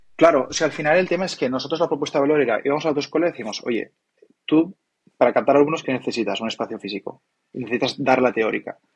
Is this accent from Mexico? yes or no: no; Maresme, Catalonia, Spain; moved away as an adult; now in Barcelona, Spain; Yo soy del Maresma